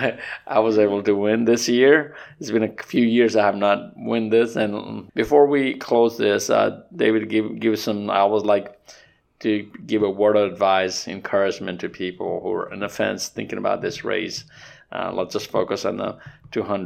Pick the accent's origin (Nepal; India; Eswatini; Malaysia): Nepal; now in Alabama, United States; I grew up in Nepal